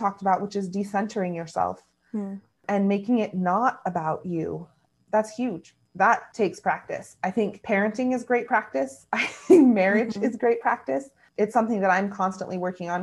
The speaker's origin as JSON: {"language": "English", "country": "United States"}